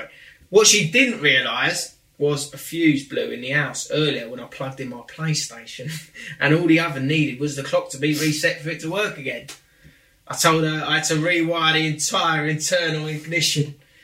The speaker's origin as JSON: {"language": "English", "town": "Grimsby", "region": "Yorkshire and the Humber", "country": "United Kingdom", "accent": "Grimsby", "said": "I'm from Grimsby, so make me sound like as chavvy as you like."}